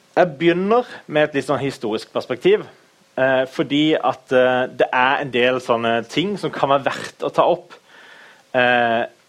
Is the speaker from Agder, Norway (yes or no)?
yes; Kristiansand, Agder, Norway; Jeg er fra Kristiansand, født og oppvokst.